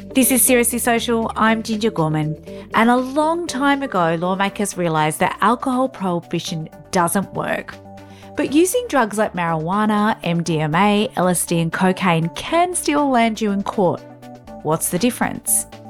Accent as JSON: {"language": "English", "town": "Canberra", "region": "Australian Capital Territory", "country": "Australia", "tie": "born or raised there", "said": "my hometown of Canberra"}